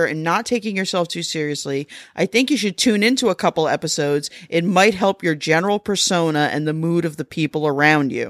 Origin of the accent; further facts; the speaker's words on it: New Jersey, United States; I'm from New Jersey